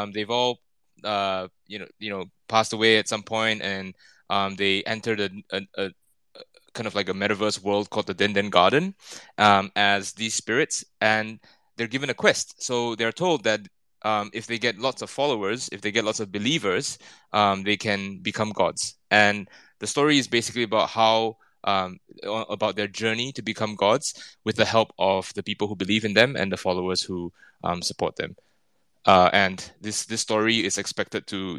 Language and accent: English; Singapore; moved away as an adult; now in Tokyo, Japan; I'm Singaporean, but I've been based in Tokyo for 11 years now